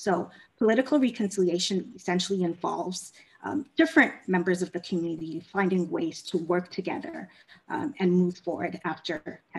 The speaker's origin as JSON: {"language": "English", "country": "South Africa", "tie": "born or raised there", "also_born_or_lived": "Ghana / Kenya", "lives_now": "United States", "said": "I am a Ghanaian American. So my family is originally from Ghana in West Africa, but I grew up in Ghana, Kenya, and South Africa. My formative years were spent in South Africa"}